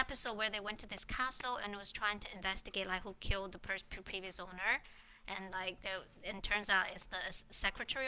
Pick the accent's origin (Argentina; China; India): China; moved away as an adult; also born or lived in Hong Kong; I grew up in China, born and raised